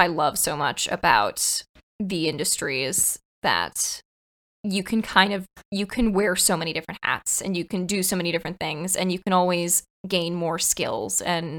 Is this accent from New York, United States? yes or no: yes; New York, United States; I'm originally from New York